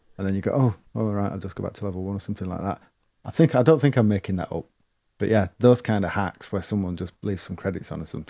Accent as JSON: {"language": "English", "region": "East Midlands", "country": "United Kingdom", "tie": "born or raised there", "said": "Growing up in the East Midlands, I remember seeing those unusual Ed High cabs."}